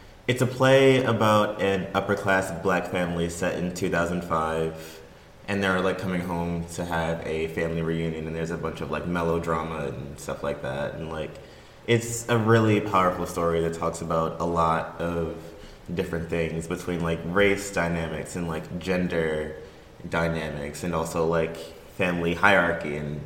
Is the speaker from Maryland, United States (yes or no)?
yes; Baltimore, Maryland, United States; moved away as an adult; now in Greensboro, United States; I'm originally from Baltimore, Maryland. I moved down to Greensboro just to come to Guilford